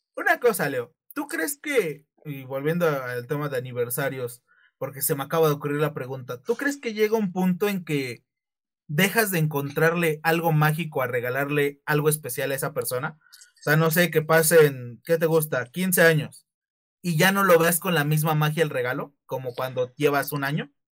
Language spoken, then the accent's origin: Spanish; Mexico; para nosotros como mexicanos